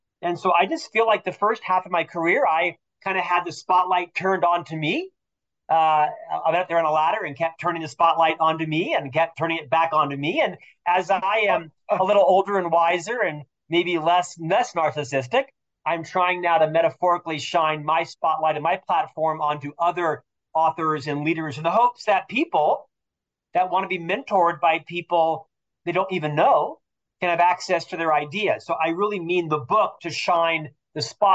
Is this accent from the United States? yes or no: yes; Orlando, Florida, United States; moved away as an adult; now in Salt Lake City, United States; I'm from Orlando, Florida, originally